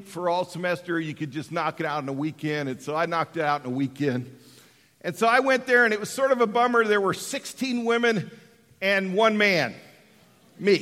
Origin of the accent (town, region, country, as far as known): Colorado, United States; born or raised there; moved away